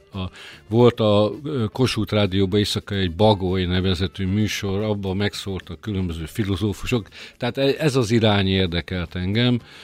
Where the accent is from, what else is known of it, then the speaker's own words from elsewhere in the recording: Békés, Hungary; békési vagyok eredetileg